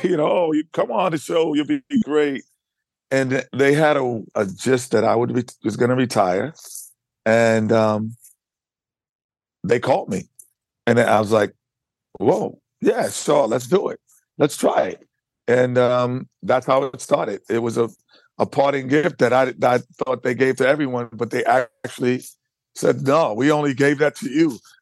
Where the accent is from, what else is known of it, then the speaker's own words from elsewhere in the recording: New York, United States; Being a New Yorker